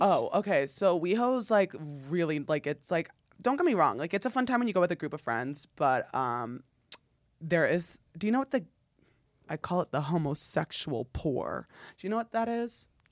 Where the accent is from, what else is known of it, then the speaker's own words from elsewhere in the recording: North New Jersey, United States; moved away; I grew up in, like, s New Jersey, North New Jersey